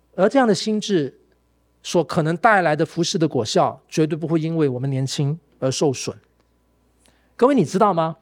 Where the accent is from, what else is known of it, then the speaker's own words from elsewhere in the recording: Malaysia; now in Taiwan; 我在我家乡马来西亚的那个